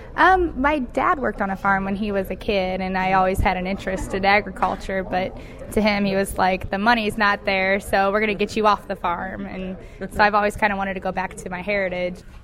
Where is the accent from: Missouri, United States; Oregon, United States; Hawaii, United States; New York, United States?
Missouri, United States; Fenton; I'm from Fenton, Missouri. I was raised in the subdivision of Fenton